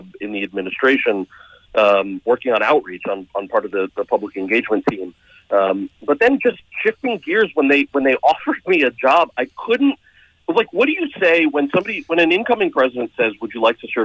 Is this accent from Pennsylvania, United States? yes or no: no; Montclair, New Jersey, United States; also born or lived in Freehold, New Jersey; I was born in Montclair. I lived closer to Freehold